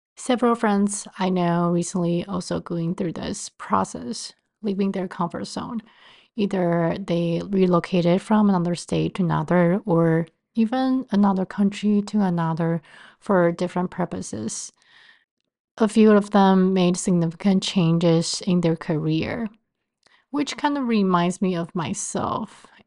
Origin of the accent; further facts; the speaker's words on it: Taiwan; moved away as an adult; also born or lived in Cleveland, Ohio / Baltimore, Maryland; now in New York City, United States; I was born and raised in Taiwan and moved to the States after college